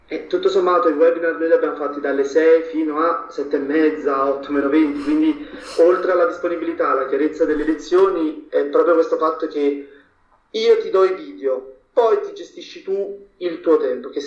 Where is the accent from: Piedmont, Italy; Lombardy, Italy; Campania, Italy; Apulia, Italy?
Campania, Italy; Naples; perché io primis vengo da Napoli, mm. quindi mh, ad Ara architettura non avevo proprio nessuna conoscenza